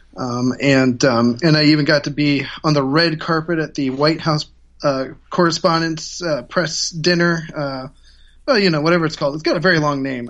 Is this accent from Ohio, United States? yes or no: yes; Ohio, United States; I ran for mayor in two thousand seven of my hometown in Ohio